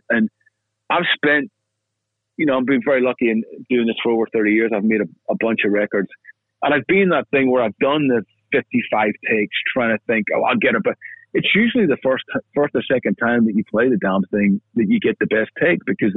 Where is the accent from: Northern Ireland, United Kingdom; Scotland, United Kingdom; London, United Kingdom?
Northern Ireland, United Kingdom; Belfast; also born or lived in Newtownards, County Down; now in Los Angeles, United States; me growing up in East Belfast in Ireland when I was a kid